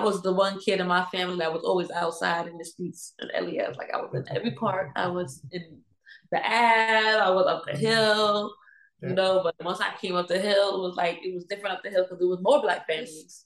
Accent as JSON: {"language": "English", "town": "New York City", "region": "New York", "country": "United States", "tie": "born or raised there", "said": "I was born and raised in Baruch Projects"}